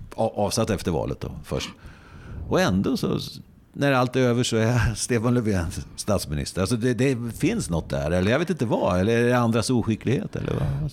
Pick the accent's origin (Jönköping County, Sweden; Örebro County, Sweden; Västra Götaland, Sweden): Örebro County, Sweden; Närke, near Hallsberg; jag själv är närking mm. och eh, är uppväxt väldigt nära din ort där du fortfarande bor, mm. Hallsberg.